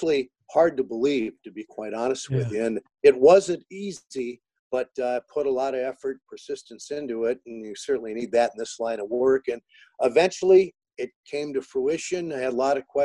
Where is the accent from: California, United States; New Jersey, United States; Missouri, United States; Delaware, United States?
Missouri, United States; St. Louis; moved away; my home, where I grew up in South St. Louis